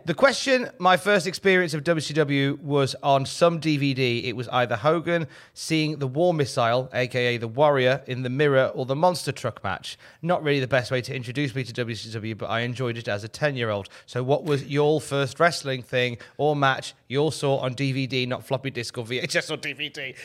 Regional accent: Worcester, West Midlands, United Kingdom; in Worcester, where I'm originally from

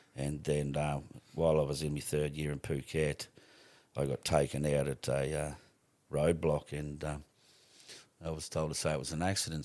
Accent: Rockhampton, Queensland, Australia; also born or lived in Stanage Bay; I was born in Rockhampton, simply born here and, uh, attended, uh, a couple of schools

